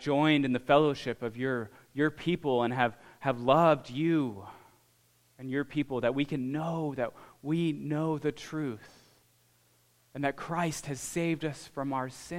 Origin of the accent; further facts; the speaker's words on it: Alaska, United States; moved away; I grew up in Alaska.